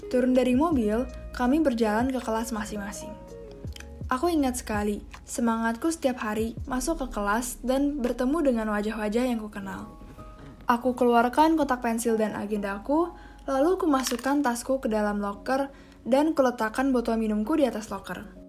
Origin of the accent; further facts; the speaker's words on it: Serpong, Banten, Indonesia; also born or lived in Jakarta; anak ketiga dari empat bersaudara. Pada tanggal 2 September 2003, aku lahir di Jakarta Selatan. Kemudian, Aku tinggal di Kelapa Gading, Jakarta Utara sampai berumur 3 tahun sebelum pindah ke BSD, Serpong, Tangerang Selatan.